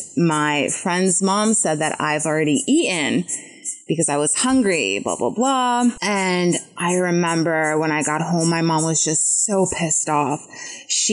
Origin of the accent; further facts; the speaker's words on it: United States; English is a second language; also born or lived in Poland; we began the process of immigrating to the U.S.